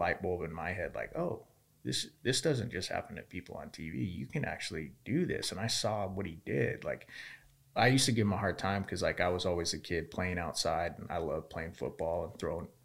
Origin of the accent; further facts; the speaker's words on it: Yuma, Arizona, United States; moved away; growing up in Yuma